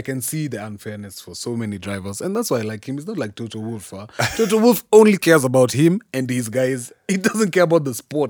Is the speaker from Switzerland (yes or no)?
no; Kenya; We're still Kenyan at the end of the day.